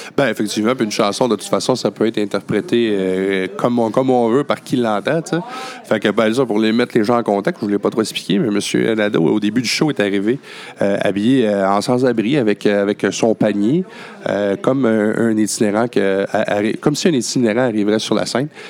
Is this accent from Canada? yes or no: yes; Baie-Comeau, Quebec, Canada; quand j'étais jeune à Bécomo